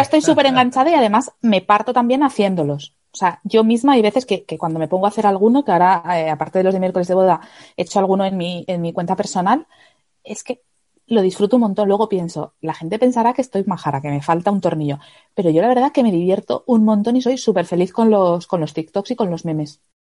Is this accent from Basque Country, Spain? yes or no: no; Asturias, Spain; now in Madrid, Spain; Yo vivo en Madrid, pero soy de Asturias